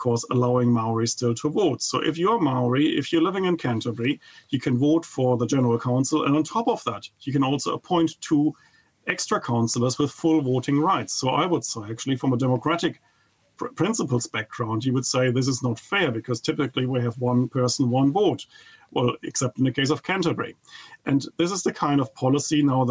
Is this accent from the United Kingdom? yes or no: no; Germany; English is a second language; moved away as an adult; now in New Zealand; I come from Germany, and of course you could never tell from my accent